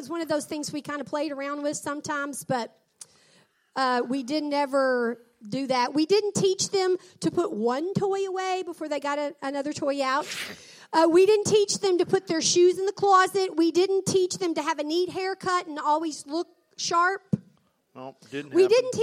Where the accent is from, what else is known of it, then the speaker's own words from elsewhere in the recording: the Mid-South, United States; I was from the South